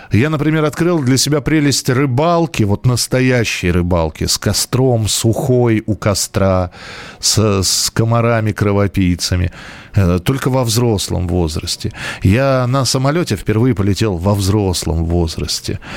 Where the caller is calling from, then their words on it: Lipetsk, Lipetsk Oblast, Russia; Э, я из Липецка